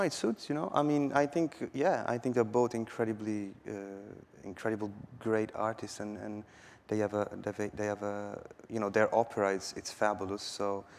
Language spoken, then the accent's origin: English; Milan, Lombardy, Italy; moved away as an adult; now in Berlin, Delaware, United States; Well, I moved to Berlin, 4 years ago, beginning 2012. I was making music in Italy, and it wasn't working that well.